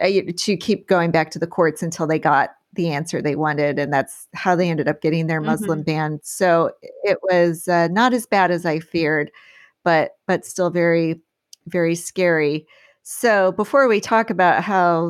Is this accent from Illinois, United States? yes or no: yes; Galesburg, Illinois, United States; moved away; my hometown of Galesburg, Illinois